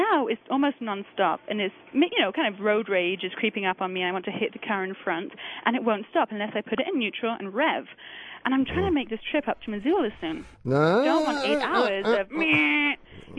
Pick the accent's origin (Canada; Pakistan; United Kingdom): United Kingdom; England; now in Salt Lake City, United States; Not a Utah accent, huh?